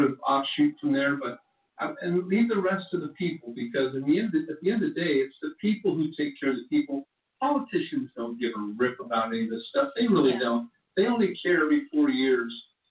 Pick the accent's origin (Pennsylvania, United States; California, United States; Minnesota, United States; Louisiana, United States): California, United States; moved away; I'm from California